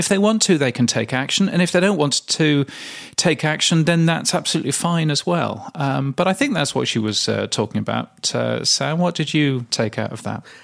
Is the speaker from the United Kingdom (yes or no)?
yes; Loughborough, East Midlands, United Kingdom; I grew up in the UK in a little place called Loughborough.